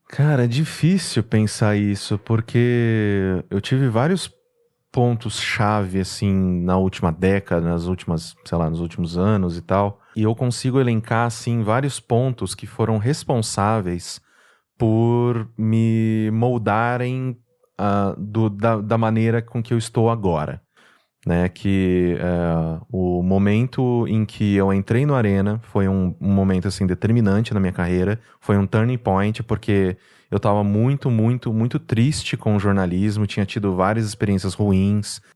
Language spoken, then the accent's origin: Portuguese; Mococa, São Paulo, Brazil; moved away as an adult; also born or lived in Recife / Manaus; now in São Paulo, Brazil; Eu nasci aqui em São Paulo, mas eu fui, né, criado a minha vida inteira, assim, dos meus 5 até os meus 19 anos em Mococa. Então, desculpa, eu sou mocoquense